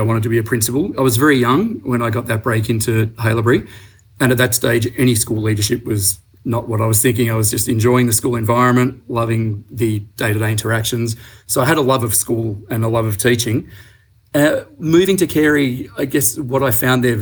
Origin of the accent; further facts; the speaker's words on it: Melbourne, Victoria, Australia; also born or lived in Geelong; growing up in Melbourne, I went to the local state primary school and the state high school